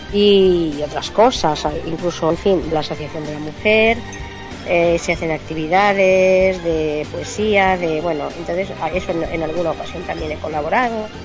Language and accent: Spanish; Santa Coloma de Gramenet, Catalonia, Spain; moved away as an adult; also born or lived in Alicante; now in Sant Feliu, Spain; Yo soy de Santa Coloma de Gramanet.